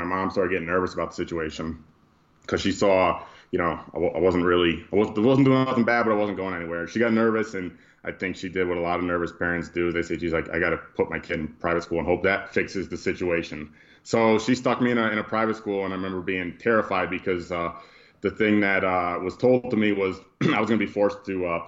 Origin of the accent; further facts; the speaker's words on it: Amsterdam, New York, United States; I'm from a small town upstate New York called Amsterdam